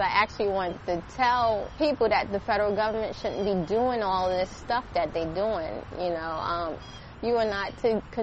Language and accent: English; New York, United States; also born or lived in Richmond, Virginia; now in Virginia, United States; I grew up in New York